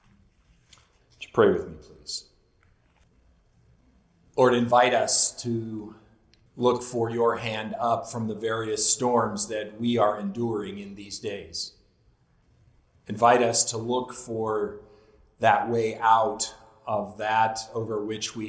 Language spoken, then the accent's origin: English; Southern California, United States; growing up in Southern California